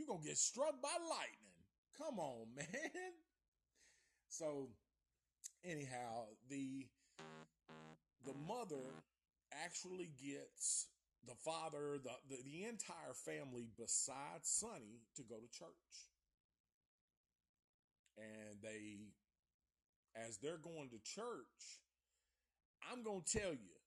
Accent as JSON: {"language": "English", "town": "Antioch", "region": "the South", "country": "United States", "said": "I'm from the South"}